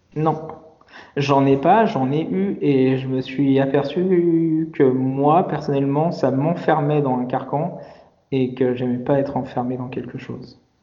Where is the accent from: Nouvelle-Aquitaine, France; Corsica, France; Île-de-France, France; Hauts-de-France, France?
Île-de-France, France; Paris; moved away as an adult; also born or lived in Lyon region / Guadeloupe; J'ai grandi à Paris